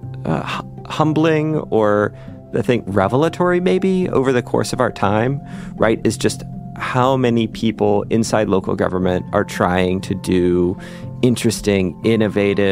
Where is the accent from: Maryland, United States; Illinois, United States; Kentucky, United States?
Kentucky, United States; Lexington; Growing up in Lexington